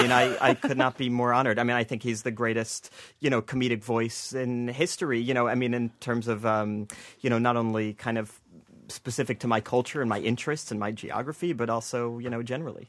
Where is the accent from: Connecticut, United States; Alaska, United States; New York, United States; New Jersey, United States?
New Jersey, United States; I grew up in New Jersey